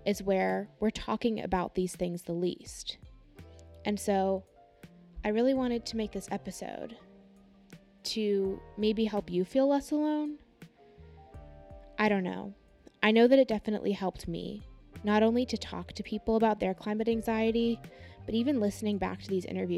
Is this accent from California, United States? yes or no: yes; California, United States; I am from California